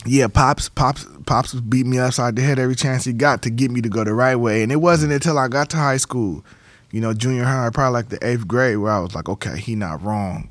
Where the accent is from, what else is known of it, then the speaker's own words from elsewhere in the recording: San Diego, California, United States; moved away as an adult; Born and raised in San Diego. Grew up off of thirtieth and Clay Street